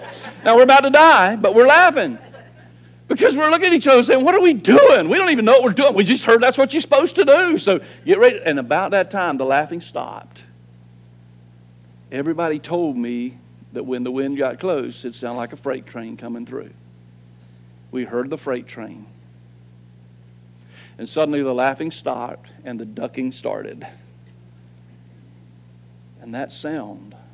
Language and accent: English; Florida, United States; as long as I've been in Florida, native Floridian